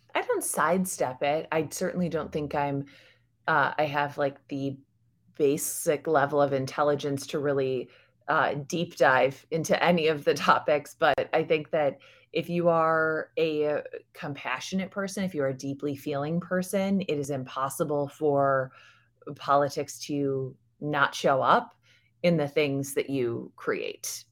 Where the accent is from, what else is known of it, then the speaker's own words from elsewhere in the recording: United States; I'm American. I was raised in America.